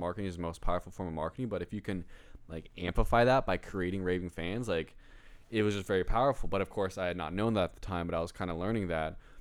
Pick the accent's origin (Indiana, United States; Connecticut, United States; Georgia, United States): Indiana, United States; Greenwood; I was born in Greenwood, Indi-, Indiana